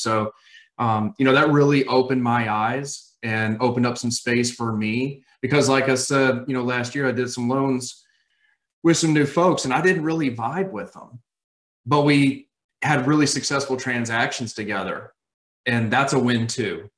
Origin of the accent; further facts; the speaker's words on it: Raleigh, North Carolina, United States; I am from Raleigh, North Carolina